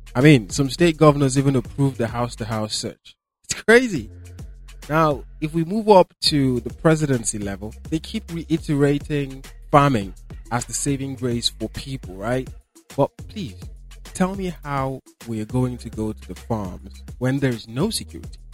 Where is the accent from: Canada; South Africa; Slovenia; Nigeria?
Nigeria; Borno; I am from Borno State